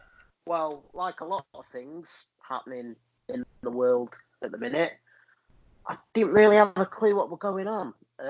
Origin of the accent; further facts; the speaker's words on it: Lancashire, North West England, United Kingdom; also born or lived in Rotherham; I'm from Lancashire